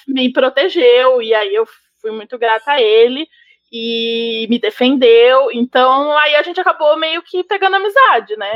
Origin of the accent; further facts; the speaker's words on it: São Paulo, Brazil; eu sou de Pirituba